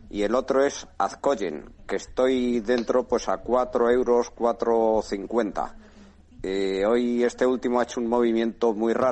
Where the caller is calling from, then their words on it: Madrid, Community of Madrid, Spain; de Madrid.